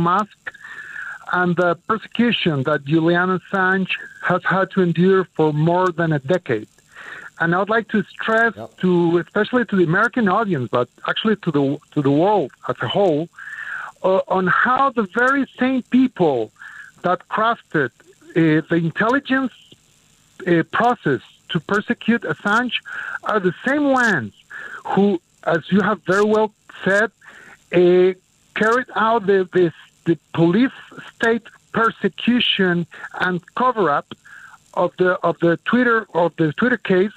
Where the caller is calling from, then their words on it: Costa Rica; I'm calling from Costa Rica